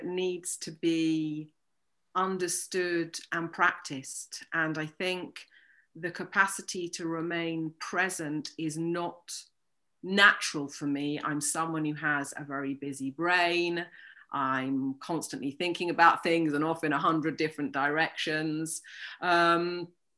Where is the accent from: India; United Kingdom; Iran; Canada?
United Kingdom; moved away as an adult; now in Toulouse, France; I'm British, but I'm based in the south of France in Toulouse and have been living here for the past 20 years